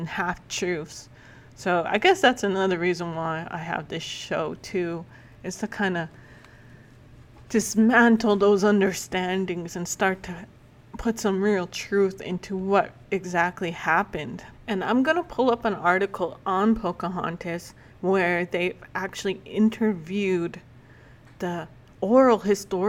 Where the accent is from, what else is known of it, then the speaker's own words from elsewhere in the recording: Calmar, Alberta, Canada; also born or lived in Lac La Biche, Alberta; I actually lived in a small community called Calmar, that's south of Edmonton